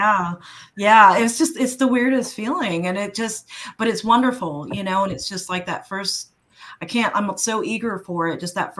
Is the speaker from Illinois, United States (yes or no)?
no; New York, United States; Like, even growing up in New York, I mean, I grew up in Washington Square Park, you know, and that has like little patches of grass and trees.